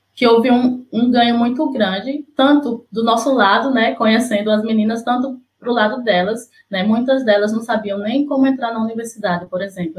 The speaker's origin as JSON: {"language": "Portuguese", "region": "Sergipe", "country": "Brazil", "moved": "yes", "lives_now": "Recife, Brazil", "said": "sou sergipana, mas moro em Recife"}